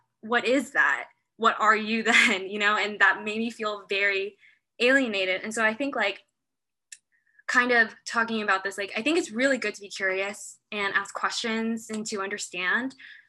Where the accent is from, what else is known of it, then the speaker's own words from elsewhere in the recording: United States; also born or lived in South Korea; I grew up in, for most of my life in America. However, I've always found Korean communities. And from that, I've always been really proud to be Korean.